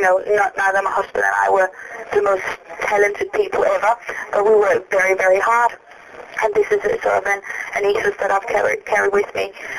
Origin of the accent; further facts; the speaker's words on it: Copenhagen, Capital Region of Denmark, Denmark; moved away as an adult; now in London, United Kingdom; My husband and I, we are originally from Denmark. We moved to London when we were only 18 to pursue our dancing